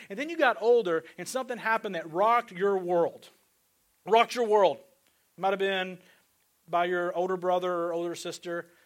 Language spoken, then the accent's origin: English; Northeast Arkansas, United States; also born or lived in Fort Lauderdale, Florida; now in Kansas City, United States; I grew up in Northeast Arkansas